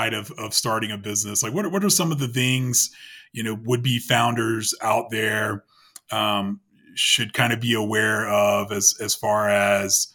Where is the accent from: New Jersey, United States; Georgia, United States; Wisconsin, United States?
Georgia, United States; Atlanta; moved away; I'm originally from Atlanta